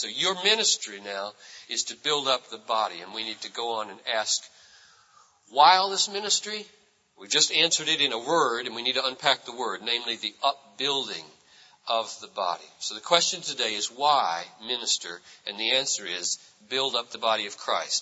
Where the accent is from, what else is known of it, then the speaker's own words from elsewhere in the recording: United States; I'm an American, and I am shaped largely by my culture of individualism